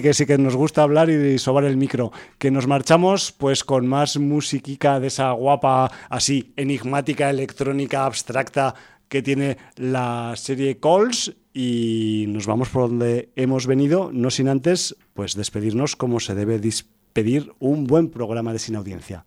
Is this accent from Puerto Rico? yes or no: no; Aragon, Spain; soy de Aragón